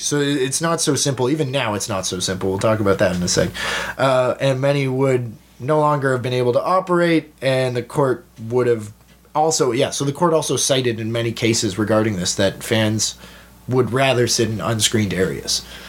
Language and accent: English; Toronto, Ontario, Canada; we're from Toronto